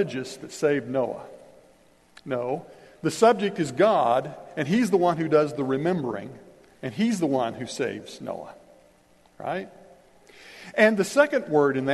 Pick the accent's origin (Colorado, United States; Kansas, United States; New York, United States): Kansas, United States; I grew up in Kansas